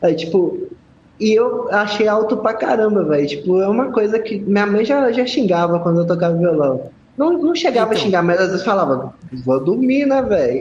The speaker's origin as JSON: {"language": "Portuguese", "town": "Belo Horizonte", "region": "Minas Gerais", "country": "Brazil", "said": "Eu sou de Belo Horizonte."}